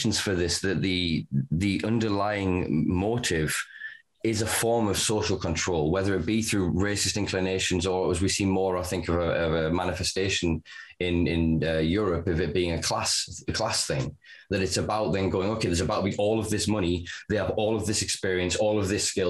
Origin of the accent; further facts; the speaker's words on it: the north of England, United Kingdom; I'm Northern English